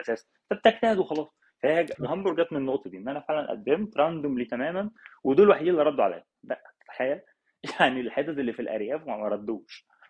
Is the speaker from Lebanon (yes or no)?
no; Cairo, Cairo Governorate, Egypt; moved away as an adult; now in Hamburg, Germany; انا من القاهره يعني اصلي اهلي من الفيوم بس انا اصلا مولود في القاهره